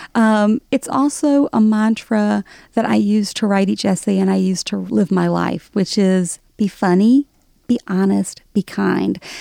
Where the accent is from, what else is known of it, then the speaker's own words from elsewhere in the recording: Alabama, United States; accent: Southern; moved away as an adult; now in New York, United States; growing up in Alabama, nobody was out of the closet in the 80s.